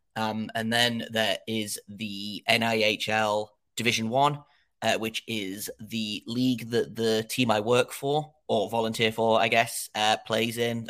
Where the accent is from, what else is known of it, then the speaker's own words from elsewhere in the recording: England, United Kingdom; I don't know if your listeners can tell from my accent, I am in, uh, England.